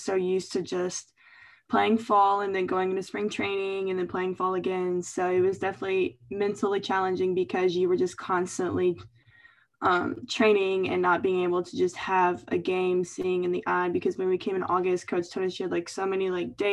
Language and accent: English; Louisville, Kentucky, United States; moved away; going to my hometown